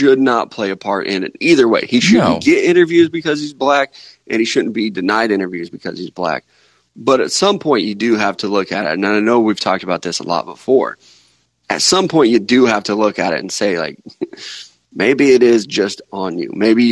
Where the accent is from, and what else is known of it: Missouri, United States